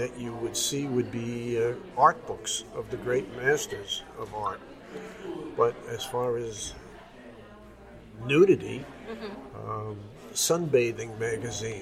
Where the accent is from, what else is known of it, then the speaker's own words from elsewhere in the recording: New York, United States; I'm a New Yorker